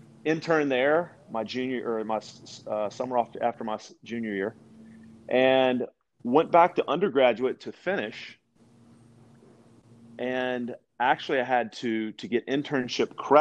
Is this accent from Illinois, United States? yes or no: no; West Monroe, Louisiana, United States; also born or lived in Shreveport, Louisiana / Branson, Missouri; I was born and raised in the Louisiana